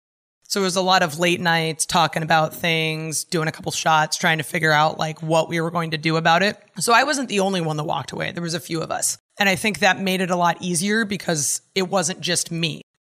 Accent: California, United States; I grew up in California and I moved away, so that should tell you something.

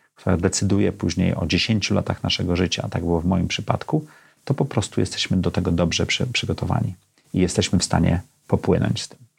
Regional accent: Gdańsk, Pomeranian Voivodeship, Poland; now in Warsaw, Poland; Ja urodziłem się w Gdańsku w środku komunizmu

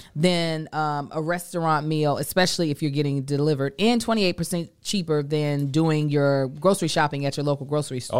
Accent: Lexington, Kentucky, United States; now in Los Angeles, United States; we are in my hometown.

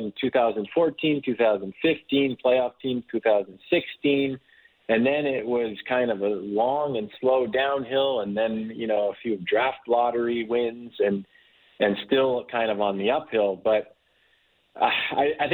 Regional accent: Toronto, Ontario, Canada; I grew up in Toronto

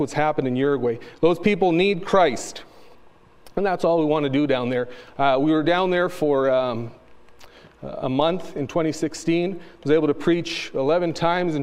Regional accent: Calgary, Alberta, Canada; first language Spanish; English is a second language; So I was born in Calgary

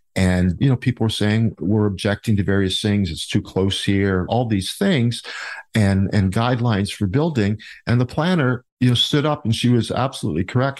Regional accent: Niagara Falls, Ontario, Canada; also born or lived in Port Weller, Ontario; now in Town of The Blue Mountains, Canada; I was born and raised in the Niagara area, born in Port Weller, actually

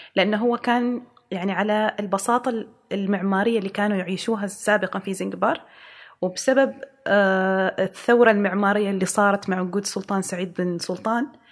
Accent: Oman; إحنا عندنا في عمان

